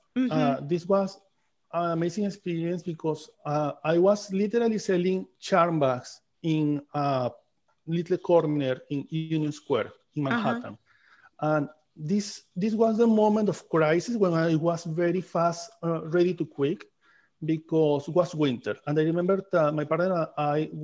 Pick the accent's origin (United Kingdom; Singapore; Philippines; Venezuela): Venezuela; Amazonas; English is a second language; moved away as an adult; also born or lived in Caracas, Venezuela; now in United States; I come from Amazon, Venezuela. Okay. I go in Amazon, and I grew up between Amazon and the city, between the capital, that is Caracas